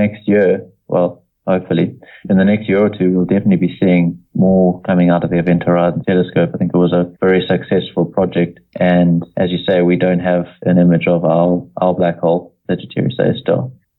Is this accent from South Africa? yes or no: yes; South Africa; Obviously, I'm South African and I love Africa